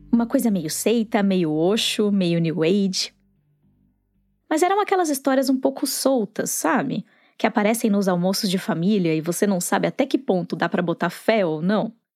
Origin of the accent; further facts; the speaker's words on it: Sorocaba, São Paulo, Brazil; Eu sou de Sorocaba